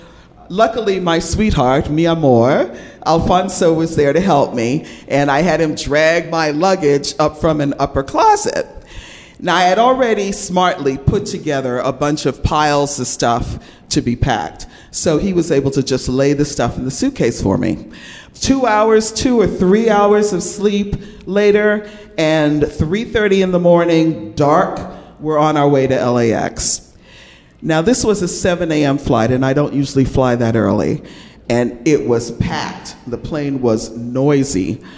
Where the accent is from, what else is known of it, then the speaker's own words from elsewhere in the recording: New York, United States; moved away as an adult; now in California, United States; Ever since I was a kid growing up in New York, I've been surrounded by a really diverse and beautiful circle of people. Both of my parents were from the West Indies, Jamaica to be exact. Growing up in New York, we first lived in what is called the Projects.